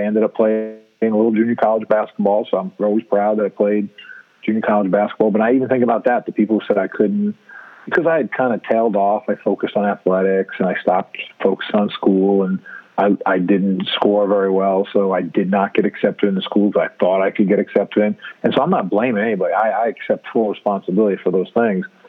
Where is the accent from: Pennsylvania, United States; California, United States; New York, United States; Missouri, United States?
New York, United States; New York City; now in Columbia, United States; I grew up in New York City